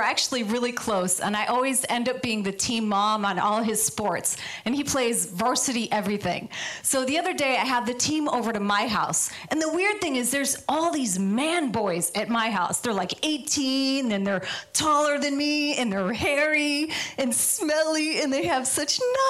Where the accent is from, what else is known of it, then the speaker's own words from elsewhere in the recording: Midwest, United States; now in Los Angeles, United States; So I moved out here from the Midwest, and I love it in Los Angeles.